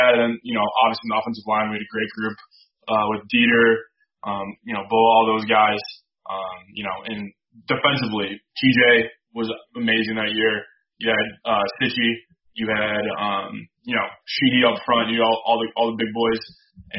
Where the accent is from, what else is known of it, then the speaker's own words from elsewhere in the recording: Midwest, United States; growing up in the Midwest